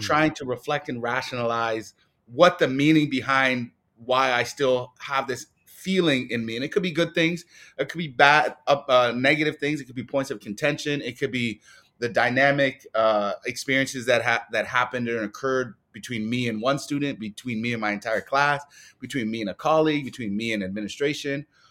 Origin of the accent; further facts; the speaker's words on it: Toronto, Ontario, Canada; as a Black male growing up in Scarborough